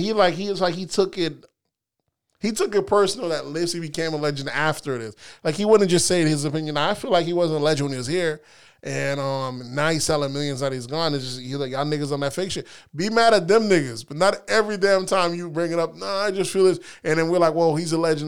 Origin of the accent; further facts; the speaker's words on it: the South, United States; how I remember growing up, maybe it's 'cause we're from the South